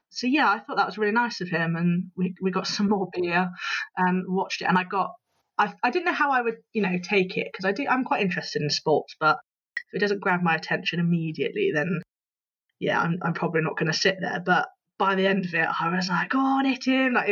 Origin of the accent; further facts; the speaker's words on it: England, United Kingdom; he obviously recognised my accent and he asked where I was from. So I said I was from England.